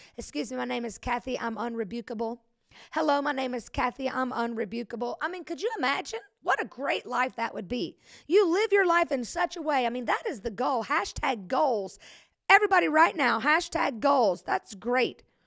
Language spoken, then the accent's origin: English; Century, Florida, United States; I'm from Century, and so people from Century, Florida, it's real close to Alabama